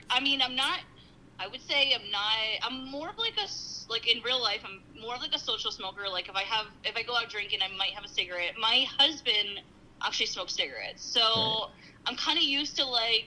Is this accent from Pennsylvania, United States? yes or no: yes; Schuylkill County, Pennsylvania, United States; I'm from Schuylkill County